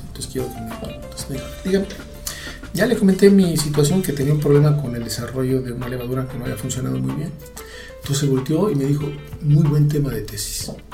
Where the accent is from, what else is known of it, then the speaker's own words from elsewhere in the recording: Mexico; yo soy mexicano